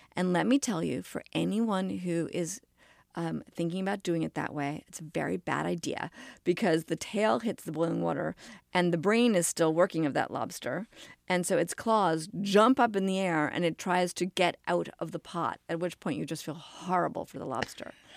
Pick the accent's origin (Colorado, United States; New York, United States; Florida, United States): New York, United States; New York City; I grew up in New York City